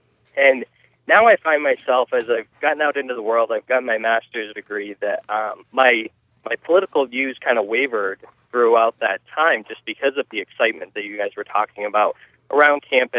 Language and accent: English; Maine, United States; I'm from Maine. I'm now working in the medical profession in southern New Hampshire. However, I went to a very liberal college in Maine, and I come from a conservative background.